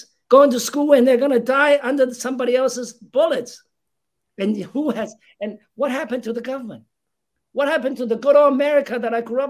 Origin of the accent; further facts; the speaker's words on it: New York City, New York, United States; also born or lived in New Jersey; I'm actually an East Coast person. I grew up in New York. I went to high school in New Jersey, but I grew up on Manhattan, 80th and York Avenue. So I'm very much a Big Apple guy.